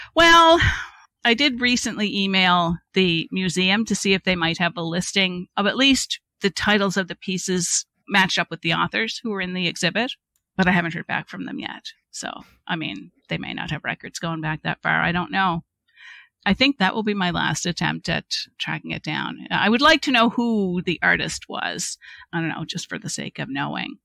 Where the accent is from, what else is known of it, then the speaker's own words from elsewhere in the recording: Cape Breton, Nova Scotia, Canada; I am from Cape Breton, Nova Scotia, if the accent has not already given me away